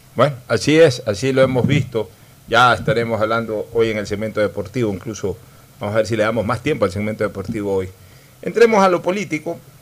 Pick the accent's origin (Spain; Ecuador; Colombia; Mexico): Ecuador; somos los ecuatorianos